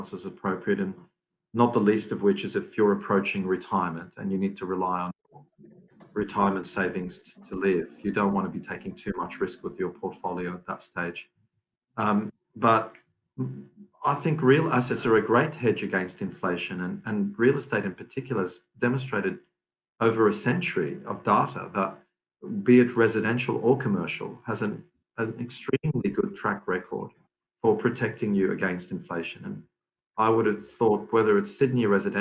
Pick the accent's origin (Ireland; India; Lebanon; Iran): Lebanon; we're Lebanese family. I was born in Lebanon.